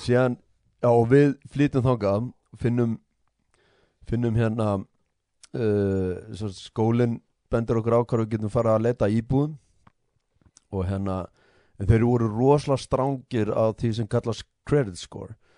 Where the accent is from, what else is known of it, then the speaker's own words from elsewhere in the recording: Iceland; moved away; við komum frá Íslandi